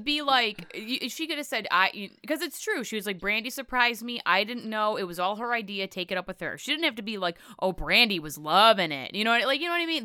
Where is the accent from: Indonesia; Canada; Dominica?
Canada; accent: Midwestern Canadian; moved away; also born or lived in Florida Panhandle; I have this Midwestern Canadian accent